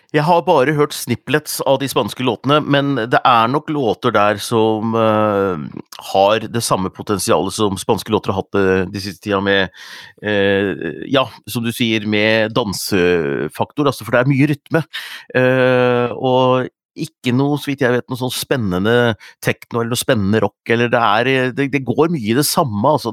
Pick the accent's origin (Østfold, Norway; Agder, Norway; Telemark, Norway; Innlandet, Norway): Innlandet, Norway; Hunndalen; Vi har egentlig hatt rakfisk på lille julaften hjemme i Hunndalen